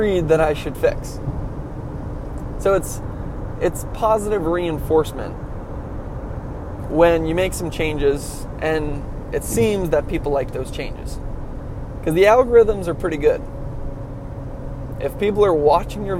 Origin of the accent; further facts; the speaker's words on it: California, United States; I'm a Californian.